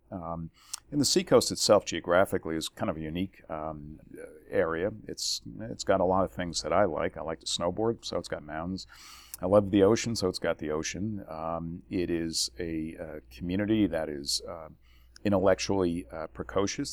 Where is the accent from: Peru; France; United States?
United States; New Jersey; moved away; born and raised in New Jersey